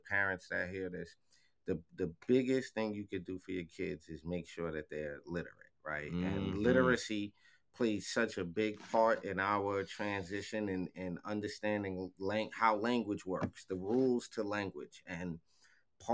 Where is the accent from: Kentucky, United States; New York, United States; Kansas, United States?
New York, United States; Mount Vernon; born or raised there